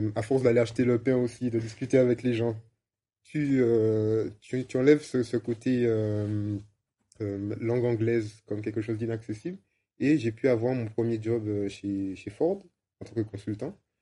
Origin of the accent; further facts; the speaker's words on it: Martinique; moved away; also born or lived in Amsterdam; je suis martiniquais et ça faisait 15 ans que j'étais parti